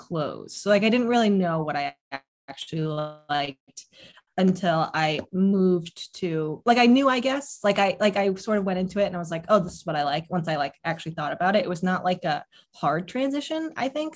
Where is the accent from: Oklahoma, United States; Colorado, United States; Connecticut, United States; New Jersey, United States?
Connecticut, United States; I grew up in Connecticut